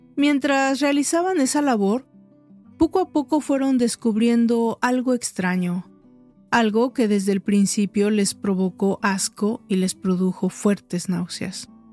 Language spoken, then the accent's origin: Spanish; Mexico; En mi país, México